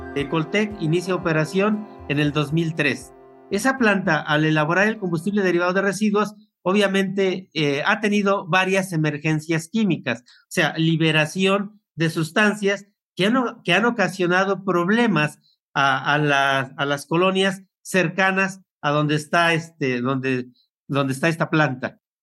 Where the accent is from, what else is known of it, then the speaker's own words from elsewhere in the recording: Apaxco, State of Mexico, Mexico; Yo soy de el municipio de Apasco